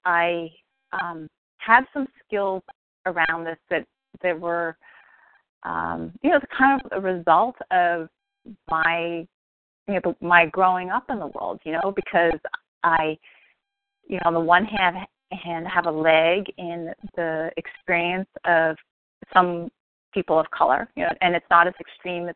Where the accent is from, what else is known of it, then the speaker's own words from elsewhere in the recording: Bay Area, California, United States; growing up in the Bay Area